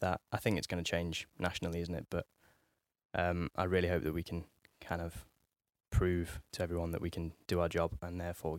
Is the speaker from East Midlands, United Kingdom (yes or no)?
yes; Nottingham, East Midlands, United Kingdom; So I'm originally from Nottingham in the Midlands, from a little, I don't know what you call it, suburb, village of Nottingham called Towton. And I grew up there with me mum and me dad.